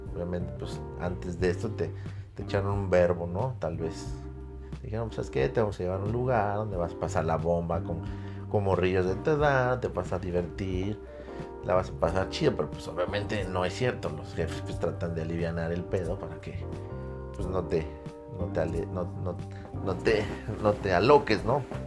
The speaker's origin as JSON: {"language": "Spanish", "country": "Mexico", "said": "como buen mexicano"}